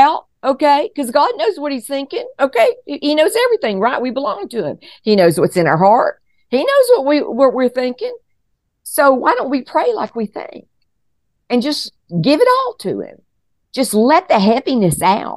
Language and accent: English; Colorado, United States; here we are from Colorado